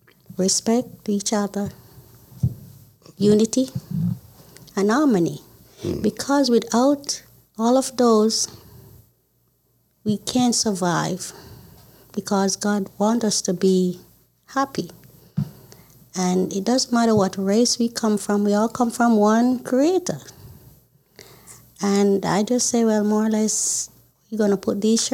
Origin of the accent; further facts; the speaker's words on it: Jamaica; also born or lived in Baltimore, Maryland; now in United States; I'm from Jamaica. I've been here 32 years